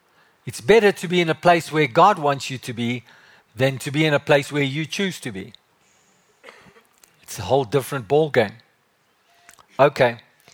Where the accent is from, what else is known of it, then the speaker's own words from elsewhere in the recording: Johannesburg, Gauteng, South Africa; moved away as an adult; also born or lived in Cape Town; when I came from Joburg and I moved down there, I was 22 years old. And it was like, I love Joburg. I love the drive of Joburg.